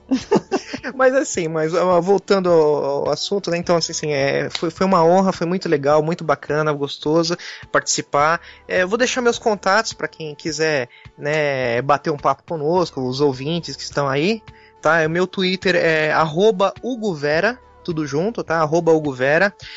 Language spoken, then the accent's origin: Portuguese; São Paulo, Brazil; eu sou de, de São Paulo